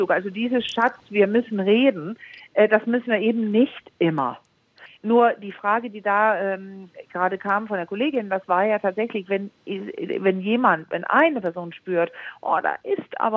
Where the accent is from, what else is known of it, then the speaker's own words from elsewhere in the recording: Denmark; Äh, ja, ja, ja, ich bin Dänin. Ah, Entschuldigung, ich bin Dänin, genau.